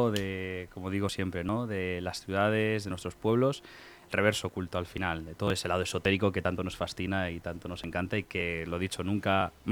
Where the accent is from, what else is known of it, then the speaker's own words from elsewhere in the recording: Ribera del Duero, Castile and León, Spain; moved away; he venido particularmente de mi pueblo, de la Ribera del duro